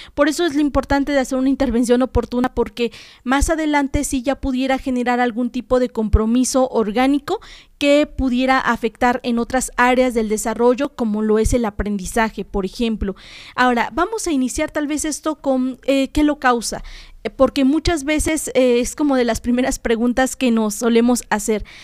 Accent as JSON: {"language": "Spanish", "region": "Puebla", "country": "Mexico", "said": "los fonemas que nosotros como mexicanos y en este caso como poblanos tenemos"}